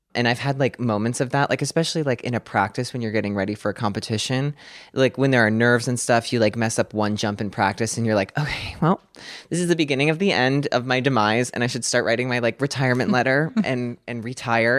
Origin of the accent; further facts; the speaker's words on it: Clarks Summit, Pennsylvania, United States; now in Hawthorne, United States; I grew up in a small town called Clark Summit, Pennsylvania